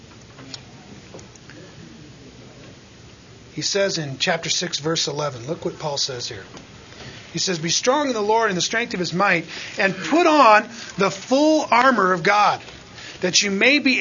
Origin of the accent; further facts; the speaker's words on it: United States; we have it so good in the safety and the freedom that we have as American citizens